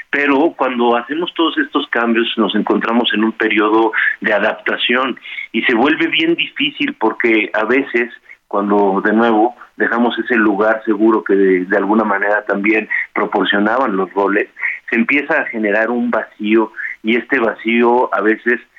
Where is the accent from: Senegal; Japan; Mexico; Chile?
Mexico; parte de nuestra eh, identidad como mexicanos.